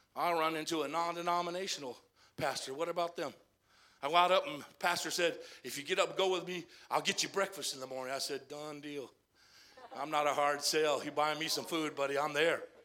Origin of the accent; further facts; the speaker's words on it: Arizona, United States; I grew up in Arizona